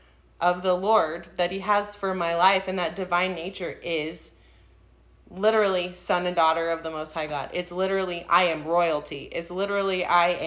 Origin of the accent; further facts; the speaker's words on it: Texas, United States; We say Texas